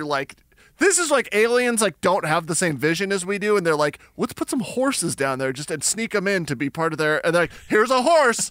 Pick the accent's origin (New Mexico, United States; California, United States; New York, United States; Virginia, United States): New Mexico, United States; Albuquerque; I'm from Albuquerque, New Mexico